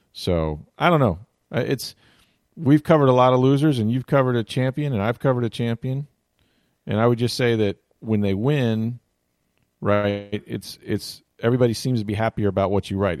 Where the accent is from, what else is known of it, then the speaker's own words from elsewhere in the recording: Tampa, Florida, United States; I grew up in Tampa Bay